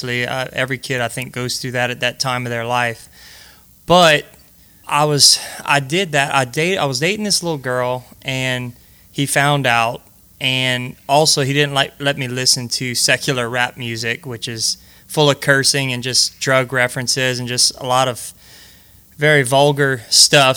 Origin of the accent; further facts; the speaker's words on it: Breaux Bridge, Louisiana, United States; I was born and raised right in Brobridge, Louisiana